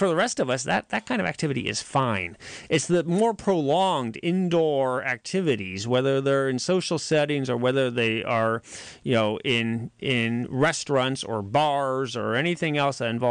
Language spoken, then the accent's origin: English; Boonville, California, United States; I'm from West Boonville